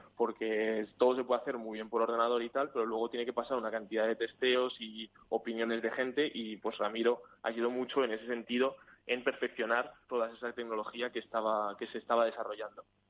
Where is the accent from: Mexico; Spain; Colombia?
Spain; now in Sweden; yo soy de España